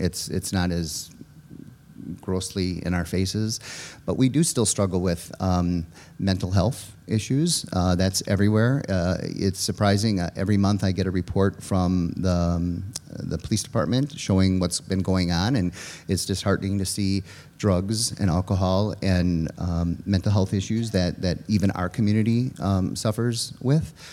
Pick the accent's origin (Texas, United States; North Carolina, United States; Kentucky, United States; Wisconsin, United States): Wisconsin, United States; Richfield; also born or lived in Kewaskum, Wisconsin / Jackson, Wisconsin; now in Slinger, United States; I grew up in Richfield.